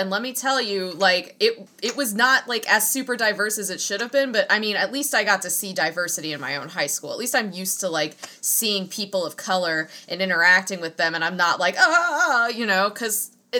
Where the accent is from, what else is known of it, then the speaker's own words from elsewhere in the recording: Kentucky, United States; I just say I'm from Kentucky, and just, I'm like, I don't even want to tell you where, because it doesn't fucking matter.